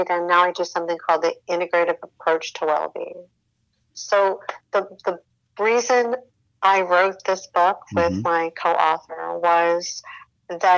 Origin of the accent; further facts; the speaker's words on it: Midwest, United States; I grew up in the Midwest